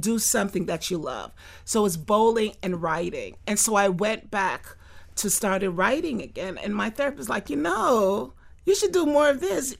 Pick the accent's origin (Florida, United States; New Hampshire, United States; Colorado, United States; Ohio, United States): Florida, United States; Fort Lauderdale; I grew up in Fort Lauderdale.